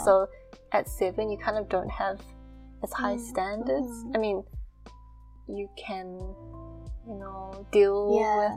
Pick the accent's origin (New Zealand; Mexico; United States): New Zealand; growing up in New Zealand